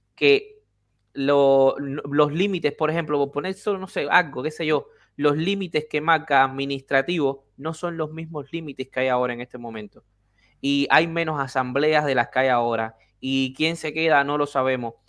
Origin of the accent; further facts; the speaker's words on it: Havana, Cuba; moved away; yo nací en La Habana